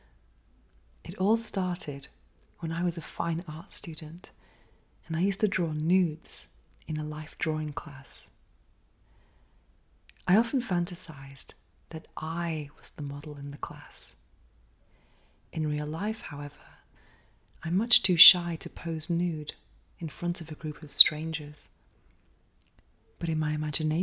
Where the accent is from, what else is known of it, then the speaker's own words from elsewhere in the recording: England, United Kingdom; now in Spain; growing up in England